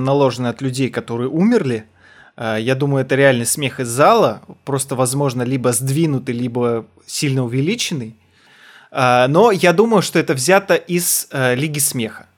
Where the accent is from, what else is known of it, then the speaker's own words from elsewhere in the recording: Almaty, Kazakhstan; я из Алматы был